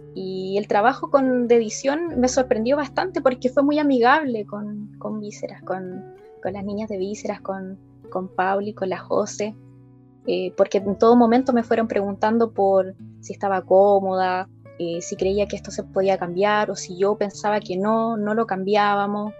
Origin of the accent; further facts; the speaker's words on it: Linares, Maule, Chile; also born or lived in Talca; soy, soy de Linares, vivo en Linares